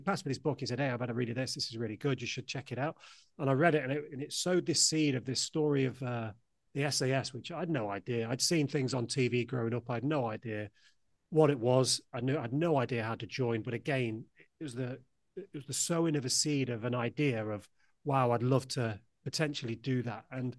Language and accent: English; United Kingdom; I lived right in the center of the UK. If you put a pin in the very center of the UK, I live about 2 miles from there. So couldn't live any further from the coastline if I tried.